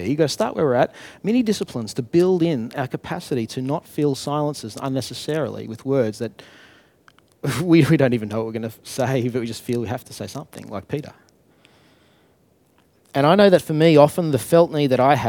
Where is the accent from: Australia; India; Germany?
Australia; Brisbane, Queensland; I'm from Brisbane.